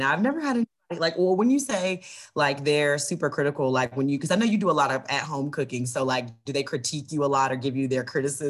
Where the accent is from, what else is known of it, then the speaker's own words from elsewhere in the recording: the South, United States; now in Cincinnati, United States; I'm from the South, so everybody eats mac and cheese. That's what we grew up on.